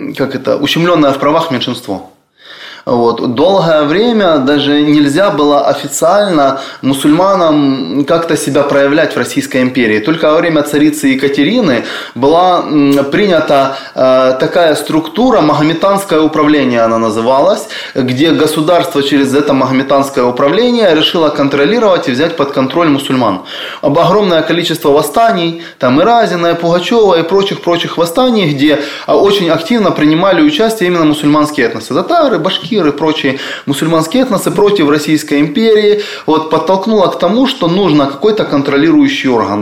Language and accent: Russian; Donetsk, Donetsk Oblast, Ukraine; moved away; Я, когда учился в школе в Донецке